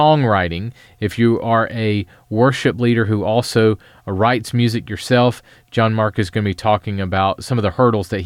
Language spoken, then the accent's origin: English; Columbia, South Carolina, United States; Columbia, South Carolina, where I live